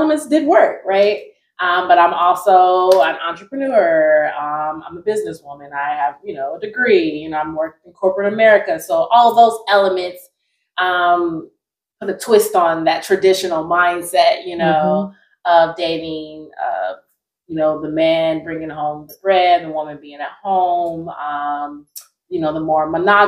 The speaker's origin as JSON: {"language": "English", "region": "Ohio", "country": "United States", "also_born_or_lived": "Los Angeles, California", "moved": "yes", "lives_now": "Atlanta, United States", "said": "I've been back in Atlanta for about a year and a half, originally from Ohio"}